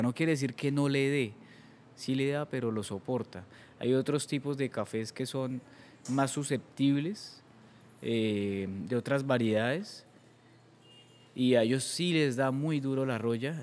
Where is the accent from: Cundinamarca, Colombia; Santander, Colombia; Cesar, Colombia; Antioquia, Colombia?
Santander, Colombia; Eastern Colombia; la única persona del Oriente Colombiano